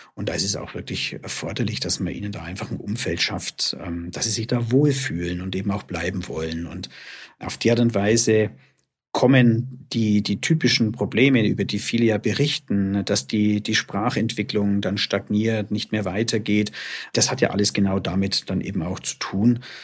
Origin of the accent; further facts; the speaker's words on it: Germany; wir bei uns in Deutschland